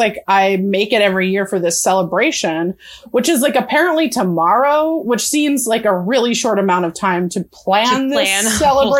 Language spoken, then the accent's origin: English; California, United States; I'm from California